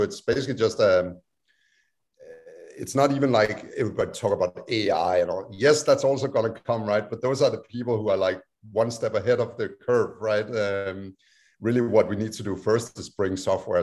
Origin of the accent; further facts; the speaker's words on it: Denmark; now in United States; my home country, Denmark